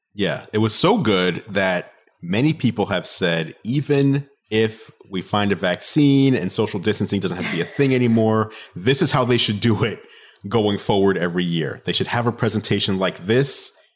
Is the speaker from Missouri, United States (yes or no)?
no; New York City, New York, United States; I am a New Yorker, so I grew up